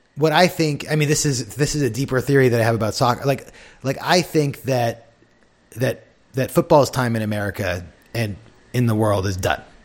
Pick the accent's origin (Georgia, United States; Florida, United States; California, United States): California, United States; San Diego; growing up in San Diego